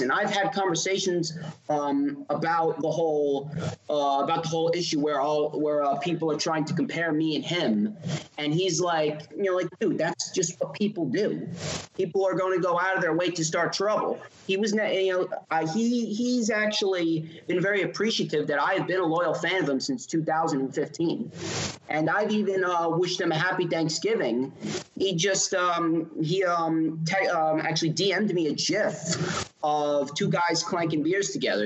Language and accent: English; East Coast, United States; we're from the East Coast